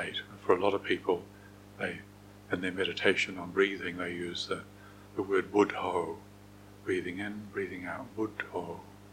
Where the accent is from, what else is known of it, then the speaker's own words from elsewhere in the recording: New Zealand; I'm a New Zealander